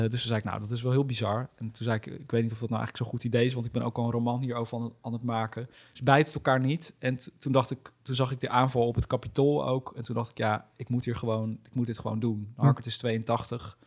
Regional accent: Almere, Flevoland, Netherlands; in Almere. Mijn, waar ik ben geboren en opgegroeid. Of nee, niet geboren, maar wel opgegroeid.

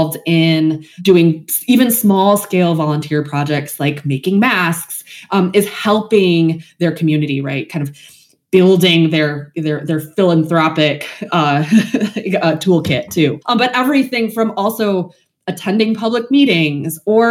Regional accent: West Michigan, United States; moved away as an adult; also born or lived in New Jersey / Washington, D.C.; now in Northeast Ohio, United States; I'm originally from West Michigan, lived in New Jersey, lived in DC, kind of lived all over. Now that I'm in Northeast Ohio

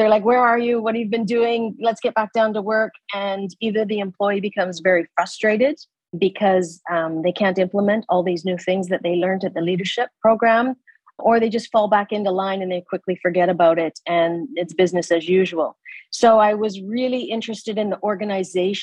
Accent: Canada; moved away as an adult; now in Abu Dhabi, United Arab Emirates; I'm a Canadian

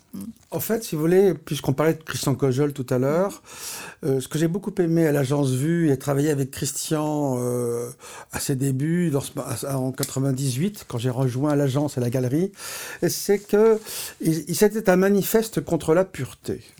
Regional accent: Paris, Île-de-France, France; Je suis né à Paris et je vis depuis toujours à Paris.

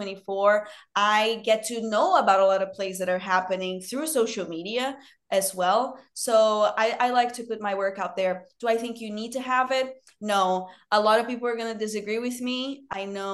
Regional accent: Rio de Janeiro, Brazil; born or raised there; English is a second language; moved away as an adult; now in United States

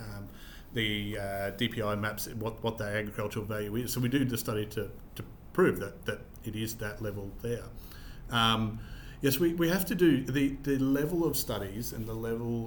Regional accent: Queensland, Australia; I'm a Queenslander

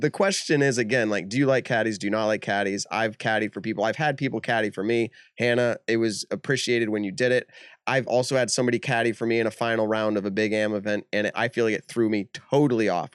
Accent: New England, United States; we're from New England

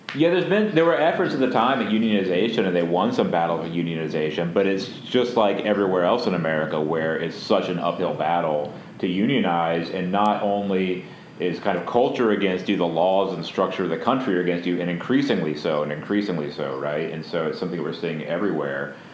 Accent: Fort Walton Beach, Florida, United States; my hometown, well, my adjacent to my hometown, uh, Fort Walton Beach, Florida

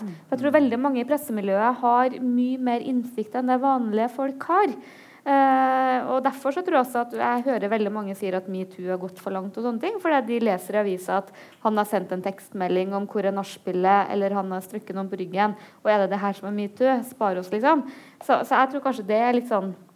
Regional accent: Trøndelag, Norway; vi er trøndere

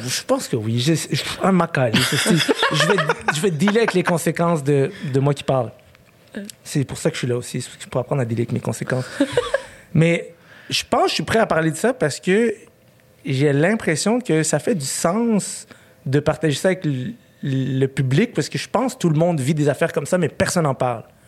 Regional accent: Montreal, Quebec, Canada; à 8 ans, j'ai déménagé. On est resté à Ville-Saint-Laurent au Parc Painter. Okay? C'est vraiment comme. Pour moi, c'est ma maison là-bas

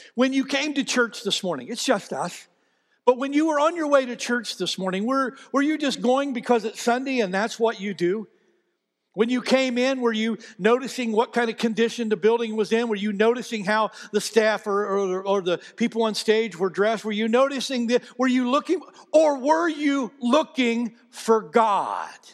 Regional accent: United States; I was born in America

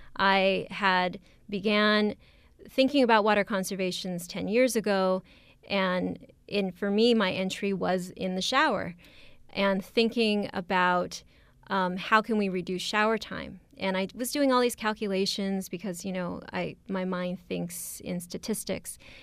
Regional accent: Oxnard, California, United States; I come from Oxnard, California.

